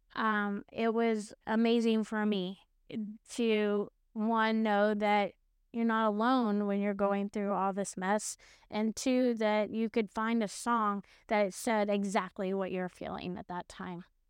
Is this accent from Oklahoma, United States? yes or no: yes; Oklahoma, United States; moved away; also born or lived in California / Texas; I grew up in Oklahoma, I moved to California